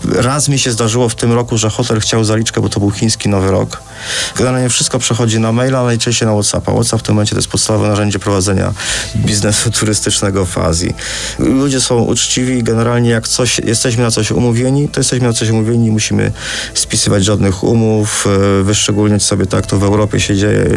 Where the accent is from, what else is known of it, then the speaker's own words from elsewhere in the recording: Poland; jesteśmy z Polski, a nie z Holandii